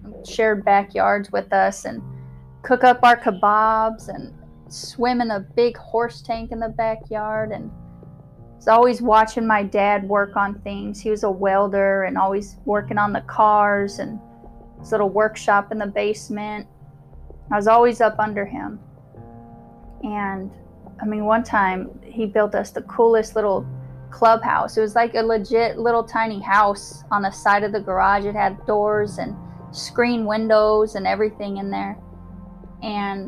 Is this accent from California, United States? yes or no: no; Omaha, Nebraska, United States; So I was born in Omaha, Nebraska during 1984.